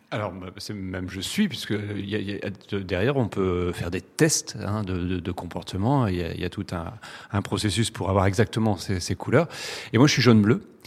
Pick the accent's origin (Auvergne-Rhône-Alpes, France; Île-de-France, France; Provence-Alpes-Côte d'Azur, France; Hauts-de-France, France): Hauts-de-France, France; the Nord, very close to Lille; on est du Nord